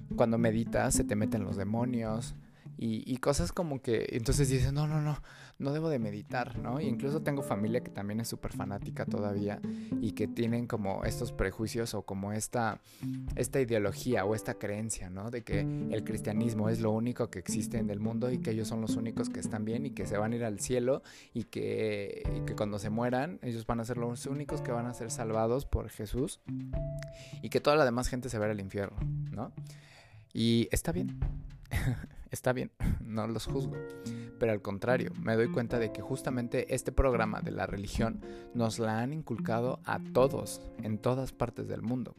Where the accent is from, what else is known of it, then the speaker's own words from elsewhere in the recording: Mexico; yo soy de México